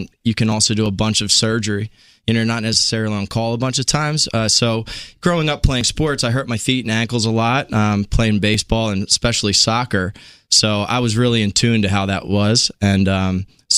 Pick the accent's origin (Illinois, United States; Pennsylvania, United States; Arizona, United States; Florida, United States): Pennsylvania, United States; outside of Philadelphia; moved away as an adult; now in New York City, United States; I grew up outside of Philadelphia. Philadelphia has my heart